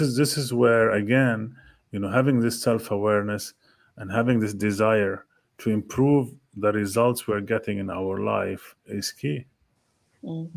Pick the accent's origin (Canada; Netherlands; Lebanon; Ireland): Lebanon; moved away; I'm from Lebanon originally